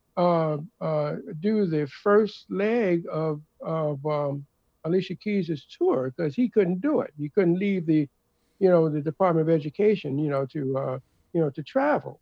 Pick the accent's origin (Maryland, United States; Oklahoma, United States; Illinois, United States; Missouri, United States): Maryland, United States; Baltimore; also born or lived in Richmond, Virginia / New York; now in New Jersey, United States; I'm originally from Baltimore, Maryland